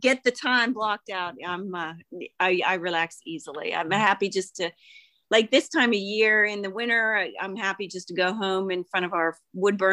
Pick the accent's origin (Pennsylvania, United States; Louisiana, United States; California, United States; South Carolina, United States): Pennsylvania, United States; Bethel Park; I grew up in Bethel Park